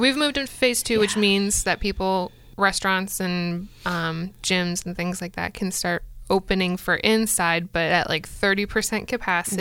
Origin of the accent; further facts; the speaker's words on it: Florida, United States; moved away; I grew up primarily in Florida